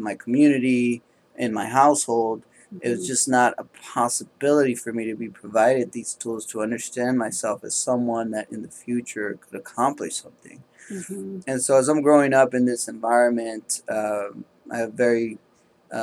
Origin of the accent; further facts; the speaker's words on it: Oakland, California, United States; I was raised in Oakland, California